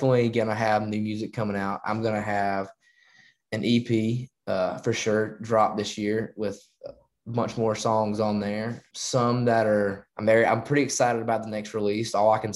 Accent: Carrollton, Georgia, United States; my hometown of Carrollton, Georgia

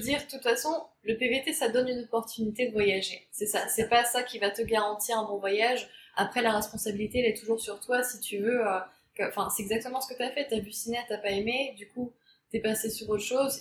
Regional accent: France; moved away as an adult; on est française

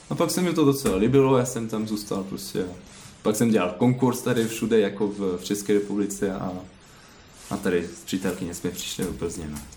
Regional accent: Caen, Normandy, France; Czech is a second language; now in Plzeň, Czech Republic; A pak nemluvím česky, jsem francouz a, a tak dám prostě, no. {S1} Odkud ve Francii pocházíte? {S2} Z Kán.

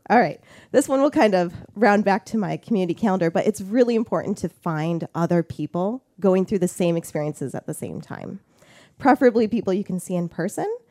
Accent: Toledo, Ohio, United States; moved away as an adult; also born or lived in Flint, Michigan / Finger Lakes, New York; now in Warsaw, United States; I grew up in Toledo, Ohio area

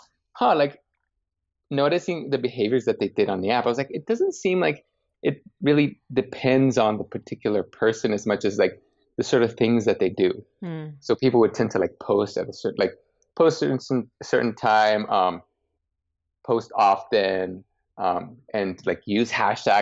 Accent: Guatemala; moved away as an adult; now in New York, United States; born and raised in Guatemala, moved to New York around 8 years ago with literally a one-way ticket

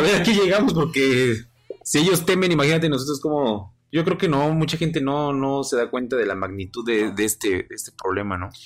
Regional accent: Mexico; nosotros somos un país que es un país joven

